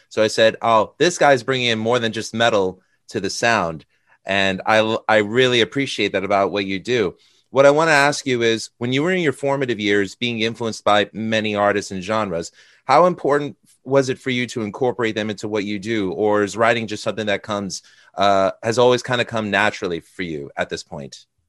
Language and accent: English; United States; as an American